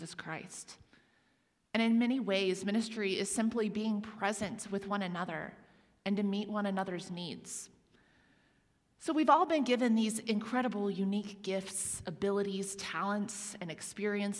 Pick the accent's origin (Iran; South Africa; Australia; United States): United States; Huntington, Indiana; the same church that I attended in my hometown of Huntington, Indiana, and we went regularly as I was growing up